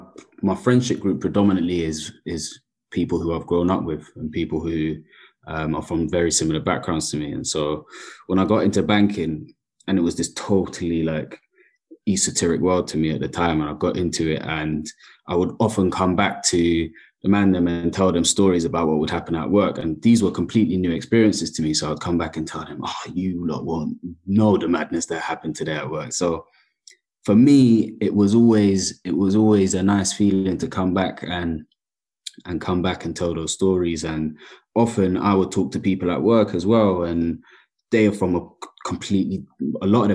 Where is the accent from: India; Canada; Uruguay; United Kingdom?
United Kingdom; London; I grew up in predominantly council estates as a kid in South London